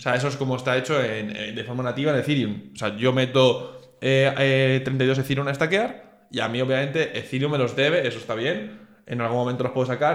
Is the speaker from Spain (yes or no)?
yes; Spain; siendo de español